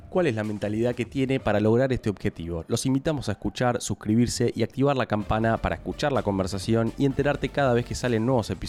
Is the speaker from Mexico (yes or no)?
no; Argentina; los argentinos somos los latinos que más dólares atesoramos en el exterior